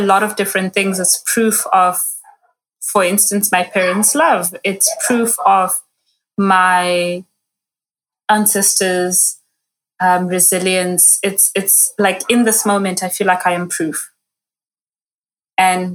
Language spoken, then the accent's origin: English; Zimbabwe; now in South Africa; So I am South African-based, Zimbabwean-born